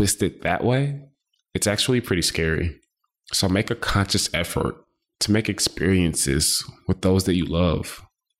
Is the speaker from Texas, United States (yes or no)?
yes; Houston, Texas, United States; also born or lived in Boston, Massachusetts; I like to claim Houston, Texas, because I've been in Houston all of my life, but I was born in Boston, Massachusetts